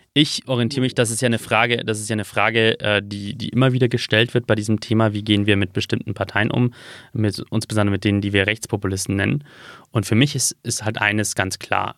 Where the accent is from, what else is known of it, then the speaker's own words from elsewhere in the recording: Regensburg, Bavaria, Germany; Regensburg, wo ich geboren bin